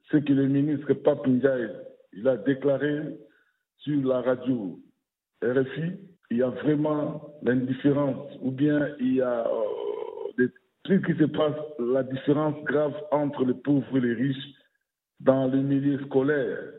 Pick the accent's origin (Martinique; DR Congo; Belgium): DR Congo; now in France; chez nous, au Congo-Kinshasa